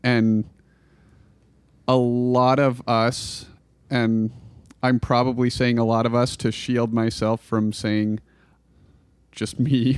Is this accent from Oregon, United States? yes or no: yes; Klamath Falls, Oregon, United States; I grew up in Klamath Falls